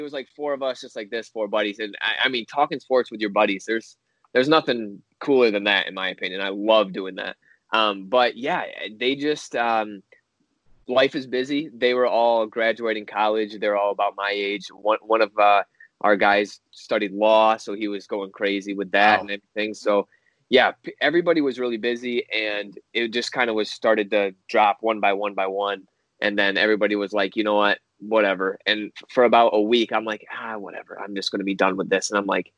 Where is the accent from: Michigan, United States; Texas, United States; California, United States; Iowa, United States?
Michigan, United States; Holland; I'm from the west side over by the Holland area